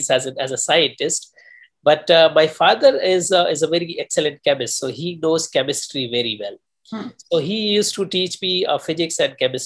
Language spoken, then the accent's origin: English; India; moved away as an adult; also born or lived in New Delhi; now in United States; I'm natively from India